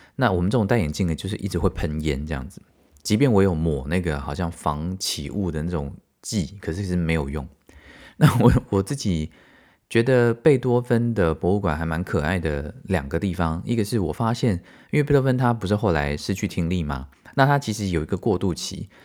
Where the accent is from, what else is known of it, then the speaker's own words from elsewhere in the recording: Taiwan; 因为我们台湾人就是这样嘛